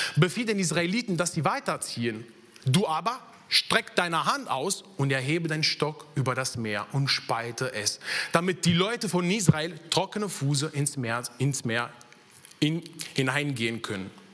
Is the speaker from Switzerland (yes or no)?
no; Italy; German is a second language; moved away as an adult; now in Germany; bin ich in Italien geboren, aufgewachsen